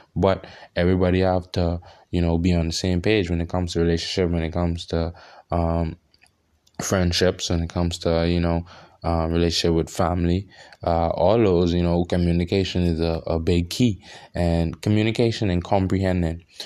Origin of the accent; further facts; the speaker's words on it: Bahamas; I'm from the Bahamas